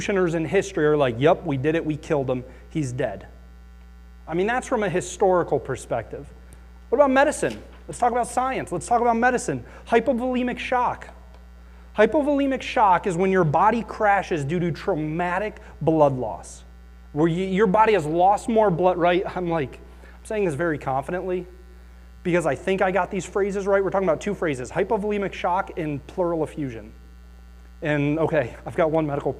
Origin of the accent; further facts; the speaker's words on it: Akron, Ohio, United States; I grew up in Akron